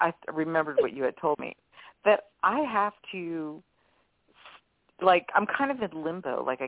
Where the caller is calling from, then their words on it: New Orleans, Louisiana, United States; from New Orleans.